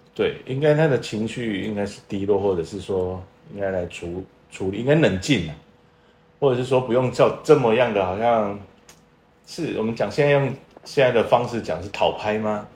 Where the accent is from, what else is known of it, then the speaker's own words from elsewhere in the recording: Tainan, Taiwan; 我土生土长的台南小孩